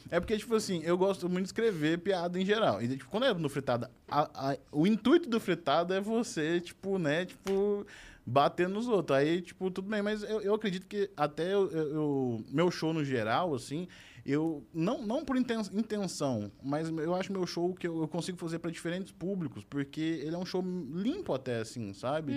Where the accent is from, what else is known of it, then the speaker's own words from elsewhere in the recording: Uberaba, Minas Gerais, Brazil; eu sou de Uberaba